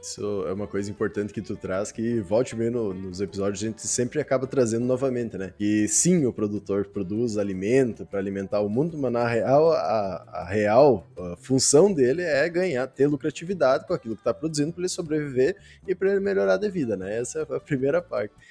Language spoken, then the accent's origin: Portuguese; South Region, Brazil; nós que viemos lá do Sul